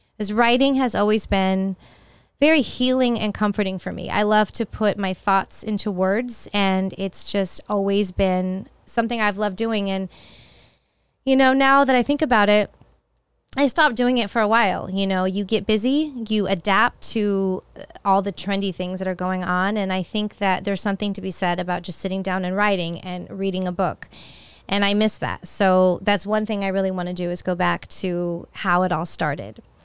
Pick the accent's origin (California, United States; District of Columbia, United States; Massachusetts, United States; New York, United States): California, United States; San Jose; moved away as an adult; also born or lived in Walnut Creek, California; now in Tampa, United States; moved to San Jose when I was about two. That's where my brother was born, and lived there all my life until I moved to Tampa in May of 2003.